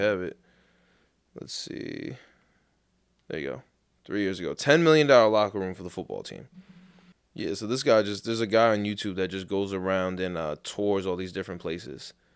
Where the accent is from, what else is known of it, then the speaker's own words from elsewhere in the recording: New York, United States; I'm from Saint Albans